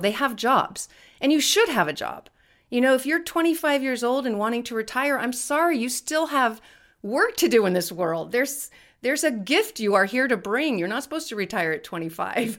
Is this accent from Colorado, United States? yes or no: no; California, United States; I'm born and raised in California